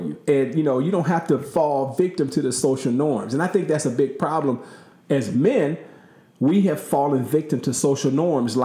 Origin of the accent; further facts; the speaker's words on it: Long Beach, California, United States; moved away; growing up in California, we didn't say yes, sir, and yes, ma'am.